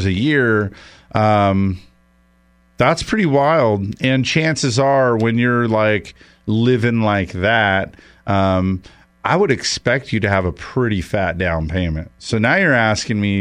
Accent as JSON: {"language": "English", "town": "Los Angeles", "region": "California", "country": "United States", "moved": "yes", "said": "I'm from the San Fernando Valley"}